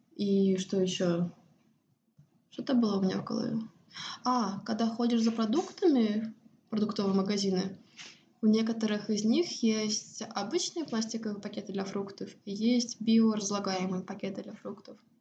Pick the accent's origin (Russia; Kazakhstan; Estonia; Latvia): Estonia; moved away as an adult; also born or lived in United States / Cyprus; now in Sweden; я выросла в Эстонии